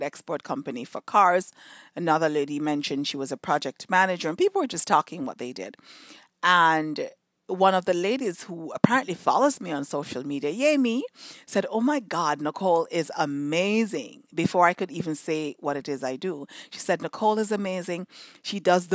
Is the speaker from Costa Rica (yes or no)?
no; Jamaica; moved away; in Jamaica, when I was growing up in Jamaica